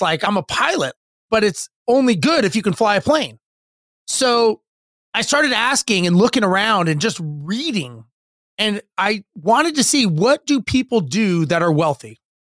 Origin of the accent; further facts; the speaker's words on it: Los Angeles, California, United States; I grew up in Los Angeles and standard middle income family